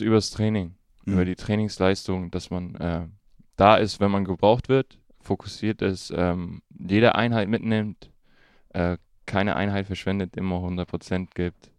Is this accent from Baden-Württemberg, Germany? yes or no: no; Königswinter, North Rhine-Westphalia, Germany; also born or lived in Duisburg / Bonn / Düsseldorf; dann bin ich in Duisburg geboren. Ähm, und dann sind wir damals dann äh, noch ziemlich früh nach äh, Bonn umgezogen. Von Bonn dann nach Königswinter.